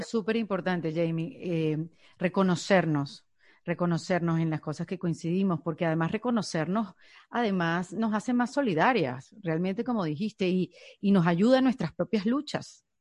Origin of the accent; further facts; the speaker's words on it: Venezuela; now in United States; yo soy un inmigrante venezolana, pero ya no me llaman venezolana porque estoy en Estados Unidos